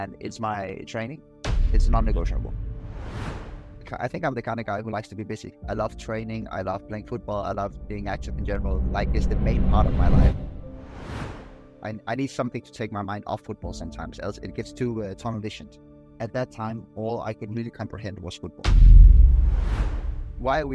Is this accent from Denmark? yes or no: yes; Denmark; moved away as an adult; also born or lived in Italy; now in Kuala Lumpur, Malaysia; I am from Denmark